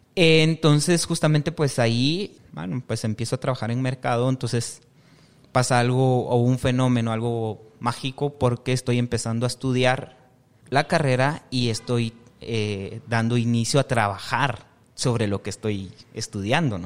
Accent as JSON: {"language": "Spanish", "town": "San Pedro Jocopilas", "region": "Quiché", "country": "Guatemala", "tie": "born or raised there", "moved": "as an adult", "lives_now": "Guatemala City, Guatemala", "said": "yo soy del departamento de Quiché, de San Pedro Jocopilas. Es el segundo municipio"}